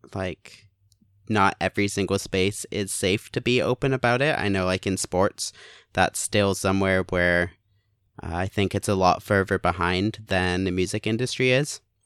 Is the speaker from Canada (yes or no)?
yes; Canada; also born or lived in England; now in Hamilton, Canada; moved to Canada. I was born in England.